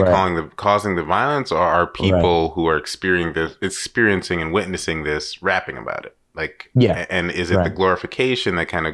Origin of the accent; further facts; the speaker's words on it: New York, United States; I'm from New York